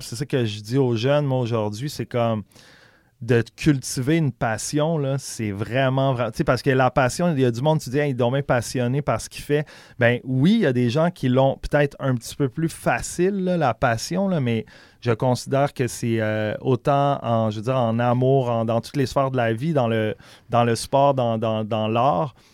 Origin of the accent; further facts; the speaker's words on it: Quebec City, Quebec, Canada; also born or lived in Charlevoix; je suis né à Québec, mais on a fait un petit tour vers quand j'avais deux ans, quand j'avais pendant deux ans, quand j'avais genre 5-6 ans en campagne dans le coin de Charlevoix. Puis quand on est revenu à Québec, je devais avoir 7-8 ans